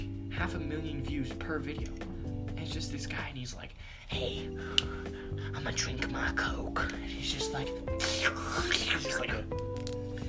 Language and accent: English; United States; I'm probably as American as they come